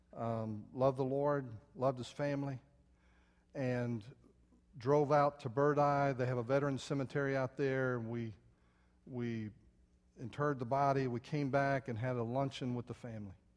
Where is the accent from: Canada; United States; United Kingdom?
United States; San Antonio, Texas; when I was a little boy, I grew up outside San Antonio